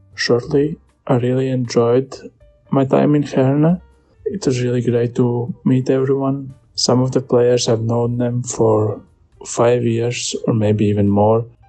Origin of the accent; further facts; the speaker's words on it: Latvia; we are both from Latvia